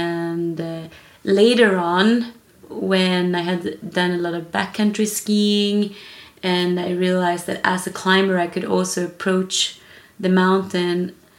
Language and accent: English; Kiruna, Norrbotten County, Sweden; moved away; I am originally Swedish. I was born in the north of Sweden.